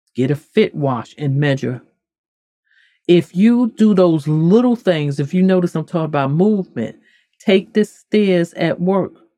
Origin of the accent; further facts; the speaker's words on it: the North, United States; moved away; I'm from the North